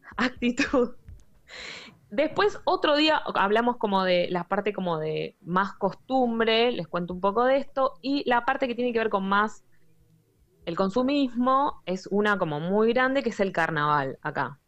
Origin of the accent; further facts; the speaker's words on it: Argentina; now in Germany; nosotros como argentinos